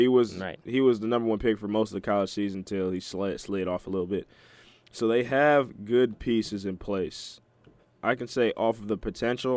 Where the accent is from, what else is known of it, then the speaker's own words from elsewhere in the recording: Detroit, Michigan, United States; being from Detroit